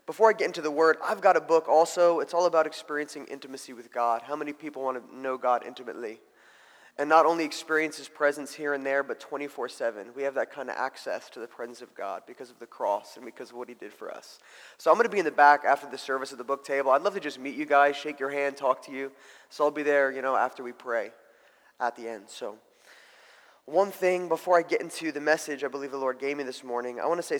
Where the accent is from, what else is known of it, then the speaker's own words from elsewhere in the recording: New Jersey, United States; moved away; also born or lived in Mozambique; I grew up in New Jersey